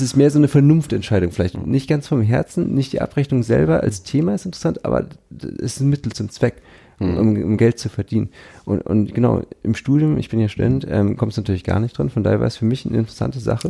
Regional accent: Pinneberg, Schleswig-Holstein, Germany; also born or lived in Kiel; ich komme ja aus Pinneberg, also okay. bin ich geboren nördlich von Hamburg

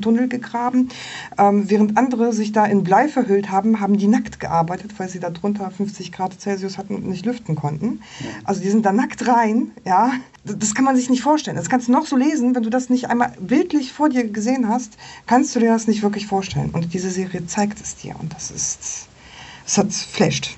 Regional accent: Poland; moved away; ich komme ja aus Polen

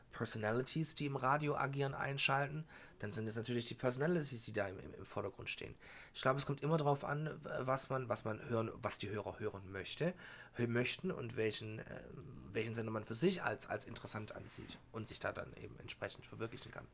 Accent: Germany; bei uns in Deutschland

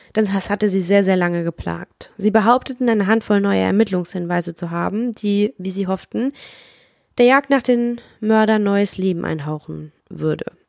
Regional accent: Rhineland-Palatinate, Germany; babbig, sagt man bei uns in der Pfalz

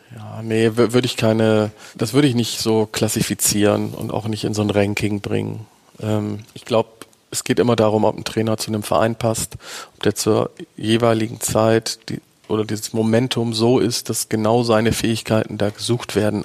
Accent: Bremen, Germany; ich bin Bremer

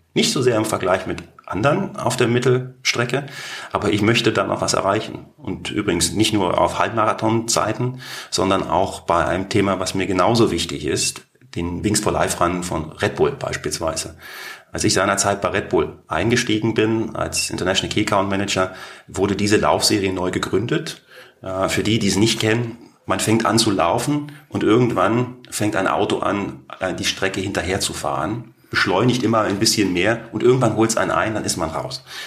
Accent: Berlin, Germany; accent: Berlinerisch; moved away as an adult; also born or lived in St. Gallen, Switzerland / Canton of Basel, Switzerland / Canton of Lucerne, Switzerland / Singapore; now in Canton of Zug, Switzerland; ich bin stolzer Berliner, begeisterter Berliner und sicherlich der größte Markenbotschafter für die Stadt Berlin, die es gibt

